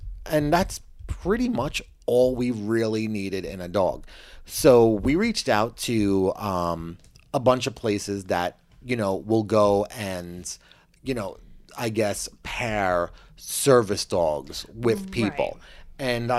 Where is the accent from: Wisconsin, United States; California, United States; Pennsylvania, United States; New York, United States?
New York, United States; Long Island; now in New York City, United States; when I grew up on Long Island